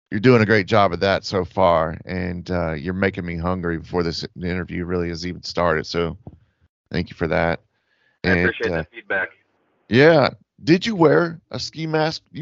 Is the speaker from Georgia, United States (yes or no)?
yes; Atlanta, Georgia, United States; also born or lived in Germany; We grew up uh, kind of Air Force family. Um, my dad retired though I was about ten years old, but I we I was born in Germany. We moved around quite a bit, and then he retired, and we moved to the Atlanta area.